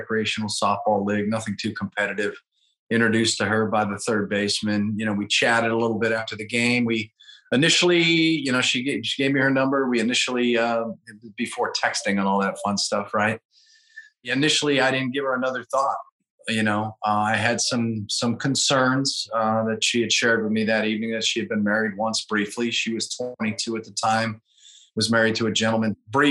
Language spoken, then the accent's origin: English; Pittsburgh, Pennsylvania, United States; moved away as an adult; also born or lived in Louisville, Kentucky / North Carolina; now in Charleston, United States; Originally from the Pittsburgh, Pennsylvania area